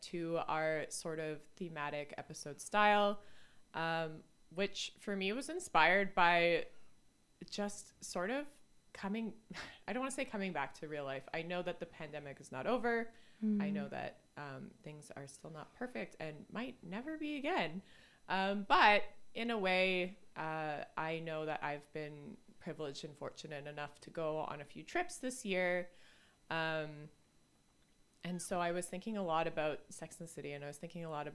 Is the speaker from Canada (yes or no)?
yes; Canada; we are Canadian